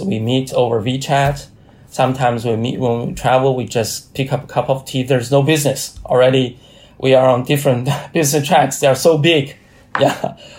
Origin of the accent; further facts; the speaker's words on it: China; research institute based in Hebei province. It's very close to my hometown.